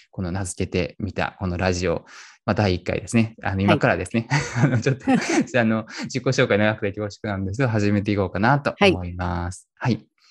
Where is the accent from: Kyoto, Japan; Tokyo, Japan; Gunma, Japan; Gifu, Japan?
Kyoto, Japan; also born or lived in Dubai; 僕生まれも育ちも京都なんで京都にいるんですけど